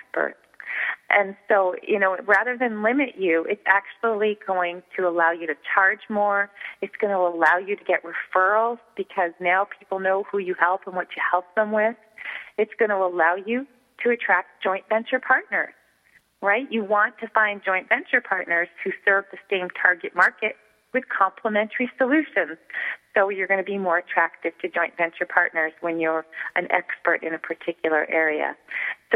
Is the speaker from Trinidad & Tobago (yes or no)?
no; Montreal, Quebec, Canada; I grew up in Montreal, Canada, where we speak French, so that's why I say niche